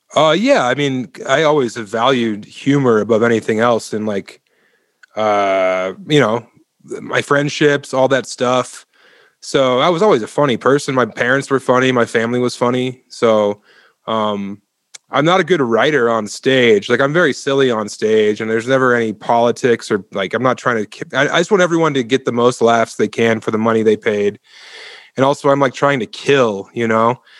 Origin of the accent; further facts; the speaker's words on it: Elizabeth, Colorado, United States; also born or lived in Denver, Colorado / Ithaca, New York; I was born and raised on the eastern plains of Colorado in Elizabeth, Colorado